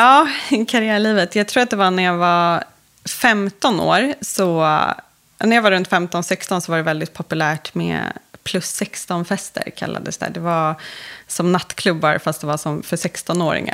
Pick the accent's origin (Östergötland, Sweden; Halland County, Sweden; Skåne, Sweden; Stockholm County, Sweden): Stockholm County, Sweden; Stockholm; uppvuxen inne i stan i Stockholm